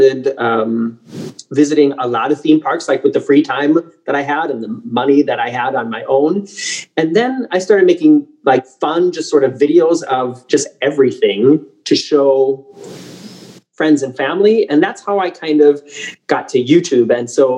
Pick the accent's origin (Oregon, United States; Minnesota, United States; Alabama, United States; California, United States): Minnesota, United States; South St. Paul; moved away as an adult; also born or lived in Wisconsin; now in Hamburg, Germany; I was born in South St. Paul, Minnesota on a snowy night in April